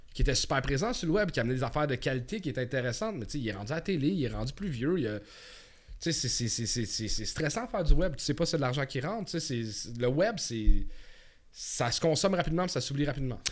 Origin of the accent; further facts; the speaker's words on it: Montreal, Quebec, Canada; je viens de Montréal